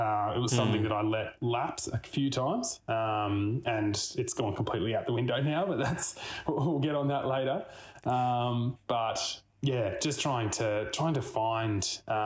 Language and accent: English; Albury, New South Wales, Australia; also born or lived in Mornington, Victoria / Melbourne; I was born down in Mornington before it was really cool. And then mum and dad moved up to Albury Wodonga